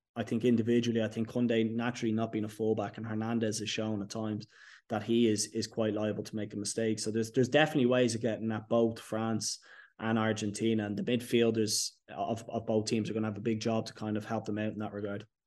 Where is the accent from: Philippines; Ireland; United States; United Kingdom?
Ireland; us as Irish people